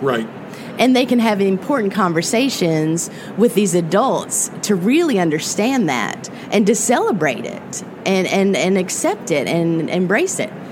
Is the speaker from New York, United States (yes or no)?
no; Appalachian Mountains of Virginia, United States; the Appalachian Mountains of Virginia. That's the where I'm from, and it's beautiful